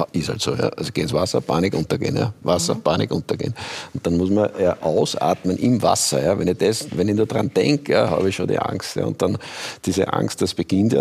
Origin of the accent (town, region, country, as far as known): Austria